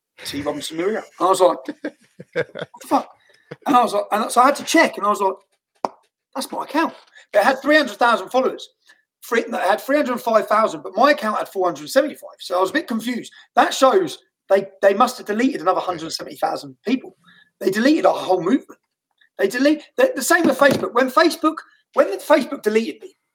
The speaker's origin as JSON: {"language": "English", "town": "Luton", "region": "East of England", "country": "United Kingdom", "tie": "born or raised there", "said": "Luton Town Centre, my hometown"}